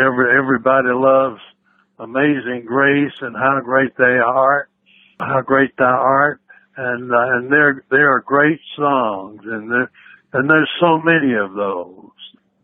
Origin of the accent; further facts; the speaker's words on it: Georgia, United States; Oh, well, I love Georgia. I grew up on a farm, and I love that, you know. I lived on a farm until I was a teenager, and we were sharecroppers, so we moved around a good bit, but we always lived on a farm.